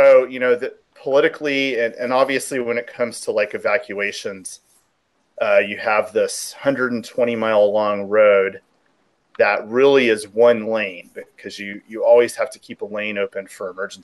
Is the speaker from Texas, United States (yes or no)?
yes; Houston, Texas, United States; moved away as an adult; also born or lived in Oklahoma / New Orleans / Key West; now in California, United States; I grew up in Houston, Texas